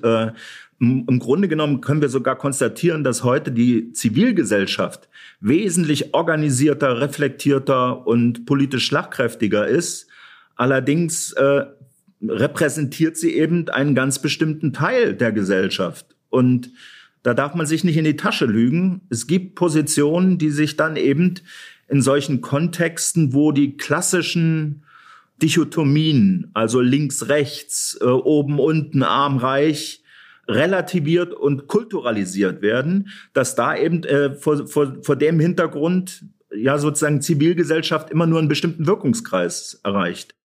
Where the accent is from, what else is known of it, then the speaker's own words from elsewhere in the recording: Thuringia, Germany; als gebürtiger Thüringer